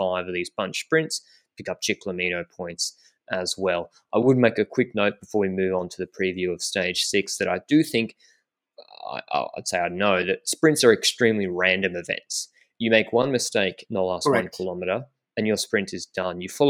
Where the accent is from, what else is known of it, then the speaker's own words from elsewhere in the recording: Australia; I'm the Australian